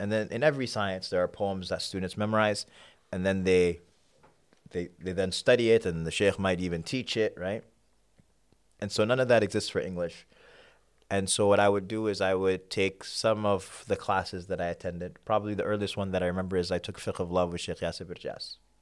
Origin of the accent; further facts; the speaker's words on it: New York, United States; moved away as an adult; also born or lived in Sudan / Kenya; now in Houston, United States; I grew up in New York. That's home. But I moved to Houston a couple of years back.